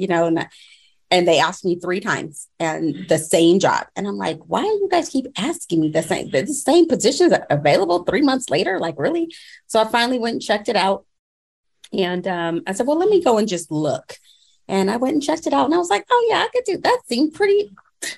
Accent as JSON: {"language": "English", "town": "Apple Valley", "region": "California", "country": "United States", "tie": "born or raised there", "said": "I currently reside, or I'm from Apple Valley, California, by way of Moreno Valley."}